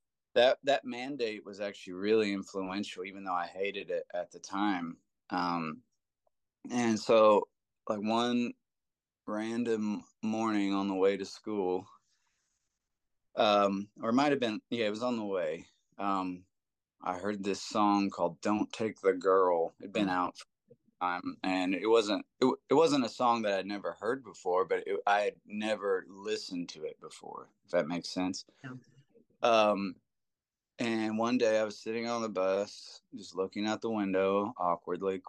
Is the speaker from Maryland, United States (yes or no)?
no; Seymour, Indiana, United States; I grew up in John Mellencamp's hometown